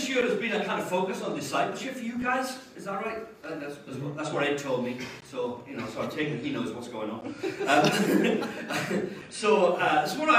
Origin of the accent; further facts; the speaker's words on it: Wales, United Kingdom; now in England; I'm from Wales. It's a little country of about 3.5 million people on the west side of the UK